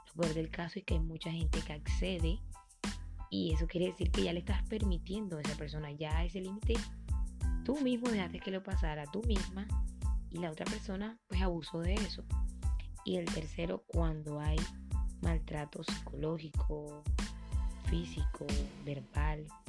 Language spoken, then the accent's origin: Spanish; Colombia; mi país, Colombia